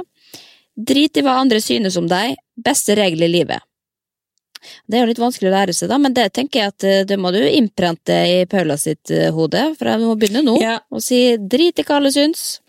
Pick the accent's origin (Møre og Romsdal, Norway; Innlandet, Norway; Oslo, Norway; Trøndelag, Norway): Møre og Romsdal, Norway; Molde; moved away; når jeg er hjemme i Molde, da er jeg jo inne i klesskapet og tar på meg de gamle kjolene jeg brukte på videregående